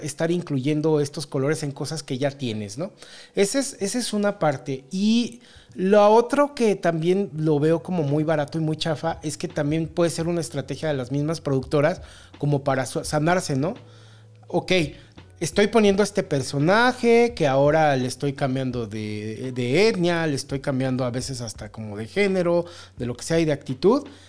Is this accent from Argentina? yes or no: no; León, Guanajuato, Mexico; de aquí, de mi pueblito